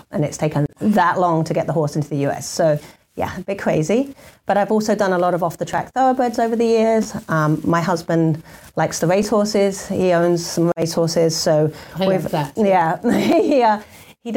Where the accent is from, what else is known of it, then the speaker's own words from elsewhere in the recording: Essex, East of England, United Kingdom; moved away; also born or lived in London; I grew up in the UK. I was born in London, actually, and then moved out to Essex.